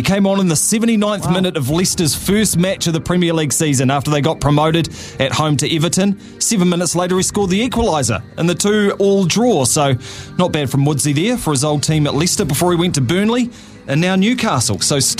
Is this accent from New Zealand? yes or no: yes; Nelson, New Zealand; I'm from Nelson.